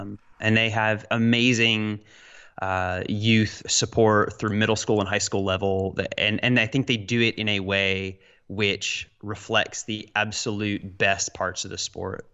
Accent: Roanoke, Virginia, United States; I'm from Roanoke, Virginia, little, little southwestern Virginia mountain town

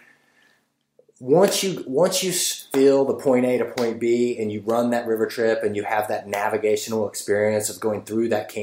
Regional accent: Indiana, United States; I was born in Indiana, went to college there

